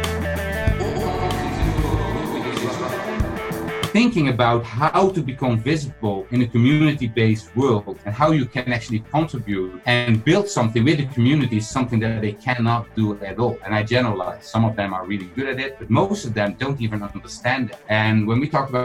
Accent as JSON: {"language": "English", "country": "Netherlands", "said": "I'm from the Netherlands"}